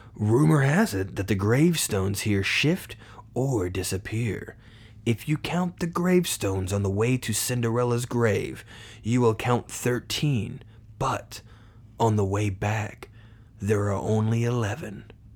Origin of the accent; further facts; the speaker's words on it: Poland, Indiana, United States; I'm from Poland, Indiana